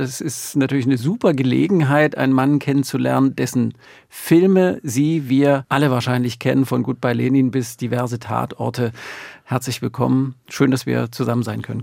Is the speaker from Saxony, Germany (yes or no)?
yes; Görlitz, Saxony, Germany; Ich bin in Görlitz groß geworden